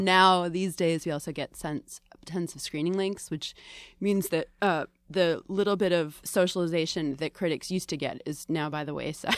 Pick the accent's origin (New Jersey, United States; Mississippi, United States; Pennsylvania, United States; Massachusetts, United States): Massachusetts, United States; Boston; also born or lived in Salem / Bryn Mawr; I grew up in Greater Boston